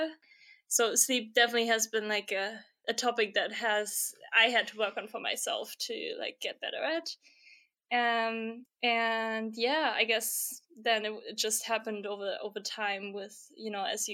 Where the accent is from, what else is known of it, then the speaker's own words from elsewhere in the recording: Germany; now in Stockholm, Sweden; I'm currently based in Stockholm, Sweden, but I'm originally from Germany